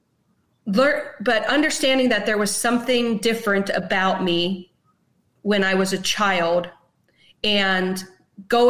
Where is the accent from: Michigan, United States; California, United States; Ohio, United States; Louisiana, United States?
Ohio, United States; Canton; I'm from Canton, Ohio